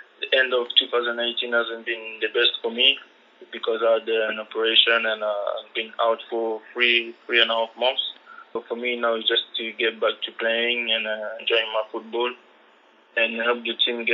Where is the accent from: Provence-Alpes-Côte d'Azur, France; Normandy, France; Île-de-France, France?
Provence-Alpes-Côte d'Azur, France; Marseille; also born or lived in Ivory Coast; I was born in France, it's also my country where I'm from